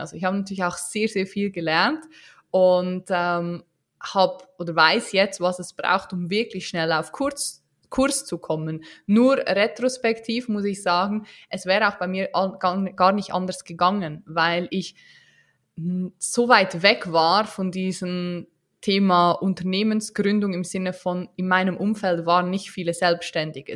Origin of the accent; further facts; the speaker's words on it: Switzerland; wie man unschwer hören kann, äh, bin ich keine Deutsche, auch keine Österreicherin, sondern eine Schweizerin